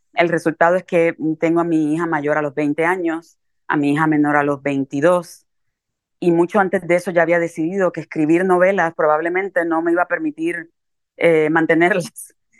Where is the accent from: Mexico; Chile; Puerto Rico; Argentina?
Puerto Rico; Carolina; also born or lived in New York, United States; now in United States; yo vengo de un lugar muy, muy pobre, de un caserío y de un hogar muy violento en Carolina, Puerto Rico.